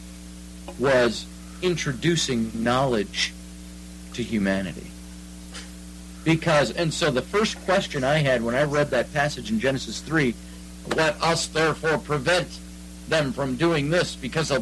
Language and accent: English; United States; I am Welsh by blood, but I'm American